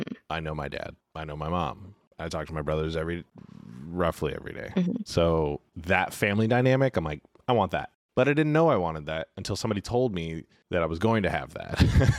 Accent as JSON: {"language": "English", "region": "California", "country": "United States", "tie": "born or raised there", "said": "I grew up in California."}